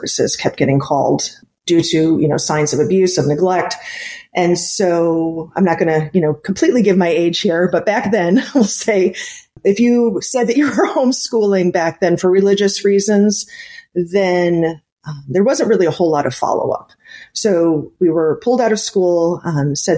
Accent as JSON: {"language": "English", "town": "Cleveland", "region": "Ohio", "country": "United States", "tie": "born or raised there", "said": "I grew up in the Cleveland, Ohio area"}